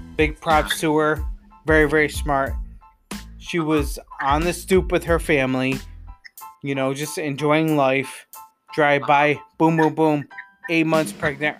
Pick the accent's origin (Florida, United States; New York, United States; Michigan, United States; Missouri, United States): New York, United States; Johnstown; I come from a uh, and I'll quote and quote this, Johnstown